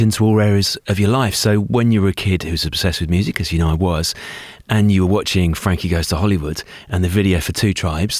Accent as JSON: {"language": "English", "area": "Hertfordshire", "region": "East of England", "country": "United Kingdom", "tie": "born or raised there", "said": "a six-year-old growing up in the Hertfordshire"}